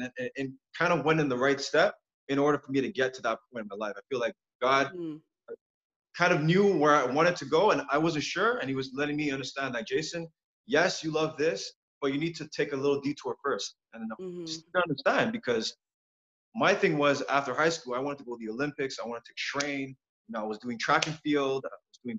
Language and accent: English; Montreal, Quebec, Canada; Born and raised in Montreal